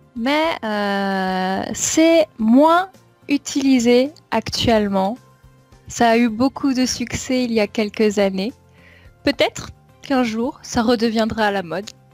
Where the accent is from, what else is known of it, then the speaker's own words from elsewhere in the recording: Champagne-Ardenne, Grand Est, France; La région d'où je viens est très proche de Paris